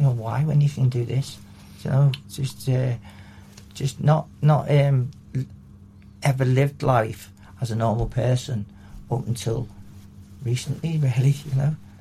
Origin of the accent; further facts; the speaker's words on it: Liverpool, North West England, United Kingdom; I was born in Liverpool, in um, around this area